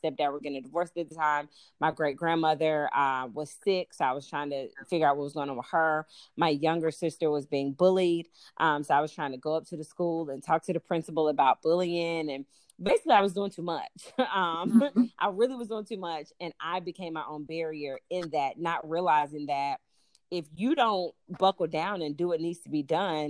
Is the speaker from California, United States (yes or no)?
no; Durham, North Carolina, United States; moved away as an adult; also born or lived in Chicago; now in North Carolina, United States; I'm a girl from Durham. I was born and raised in Durham, actually raised close to Grove Park area, East Durham area.